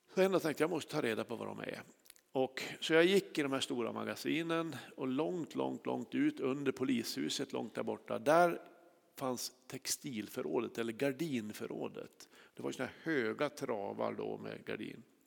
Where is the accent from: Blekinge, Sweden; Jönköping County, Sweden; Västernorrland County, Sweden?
Västernorrland County, Sweden; Kramfors; i Kramfors där jag är uppvuxen